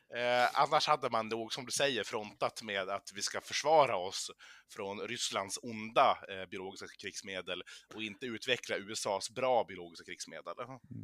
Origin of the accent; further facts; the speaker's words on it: Umeå, Västerbotten County, Sweden; moved away; min hemstad